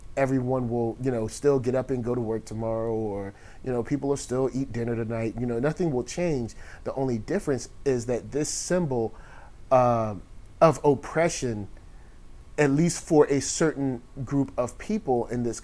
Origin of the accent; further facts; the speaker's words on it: Virginia, United States; I'm from Virginia